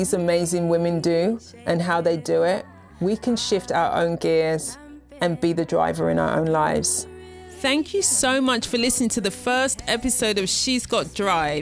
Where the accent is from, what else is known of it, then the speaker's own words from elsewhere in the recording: United Kingdom; moved away as an adult; now in United States; I'm a Brit living in the US